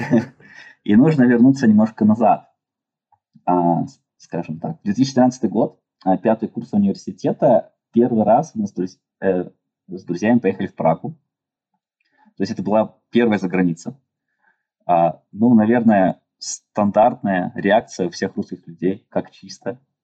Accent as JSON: {"language": "Russian", "town": "Yekaterinburg", "region": "Sverdlovsk Oblast", "country": "Russia", "tie": "born or raised there", "moved": "as an adult", "lives_now": "China", "said": "Я родился в Екатеринбурге, и там же вырос"}